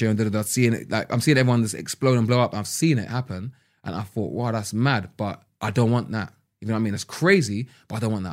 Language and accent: English; London, United Kingdom; growing up in London